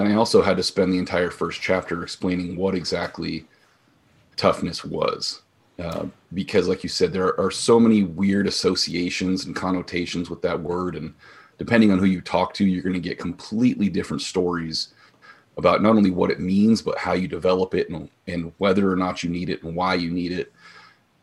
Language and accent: English; Bay Area, California, United States; moved away as an adult; now in Central Oregon, United States; I'm from the Bay Area, the heart of Silicon Valley